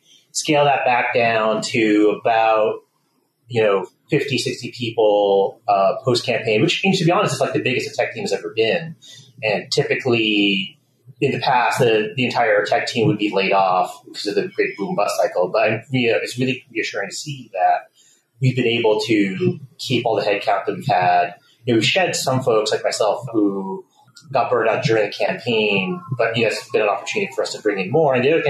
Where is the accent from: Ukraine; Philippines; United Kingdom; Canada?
Canada; moved away as an adult; also born or lived in California; now in Boston, United States; I grew up in Canada. Wound up really loving Canada itself, but my family wanted to live in the States long term. So when they moved down to California after I finished high school, I chose to go to school in Boston